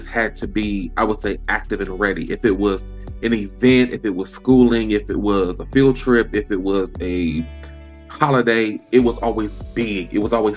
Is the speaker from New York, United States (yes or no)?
no; Lansing, Michigan, United States; born and raised in Lansing. I've been here in Lansing, Michigan. Been here all of my life